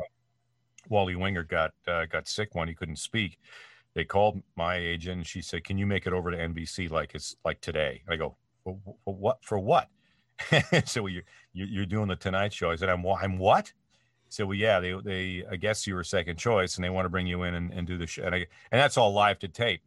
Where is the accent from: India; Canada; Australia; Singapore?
Canada; moved away as an adult; now in United States; my home country of Canada